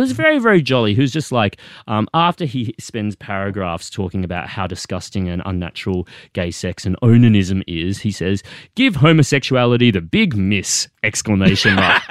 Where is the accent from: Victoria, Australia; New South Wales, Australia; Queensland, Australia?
Queensland, Australia; Sunshine Coast; first language English; moved away; I grew up Asian Australian on the Sunshine Coast